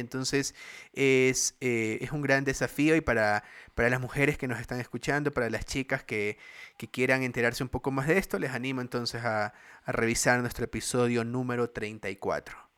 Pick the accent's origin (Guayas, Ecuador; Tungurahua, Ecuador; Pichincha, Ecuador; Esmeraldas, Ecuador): Guayas, Ecuador; Guayaquil; soy acá de bien guayaco del Barcelona, de Guayaquil